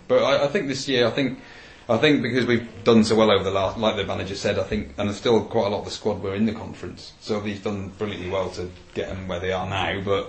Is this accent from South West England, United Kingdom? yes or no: yes; Bristol, South West England, United Kingdom; moved away as an adult; now in Wigan, United Kingdom; Well, I used to live in Bristol. I grew up in Bristol, but I moved when I was 18, so I kind of lost my accent. So, so I've been in Wigan for 6 years now.